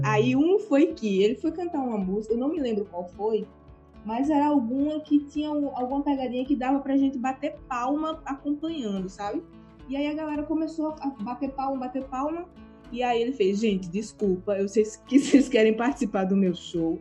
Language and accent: Portuguese; Carpina, Pernambuco, Brazil; now in Aveiro, Portugal; Aveiro tem o tamanho da minha cidade natal em Pernambuco, Carpina, que ninguém nunca ouviu falar sabe?